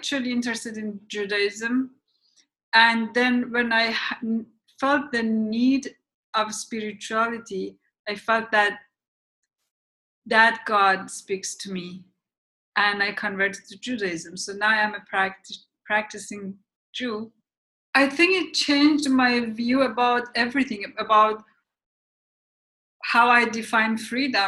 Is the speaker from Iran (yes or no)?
yes; Iran; moved away; I grew up in Iran, as I said, and it's a religious country.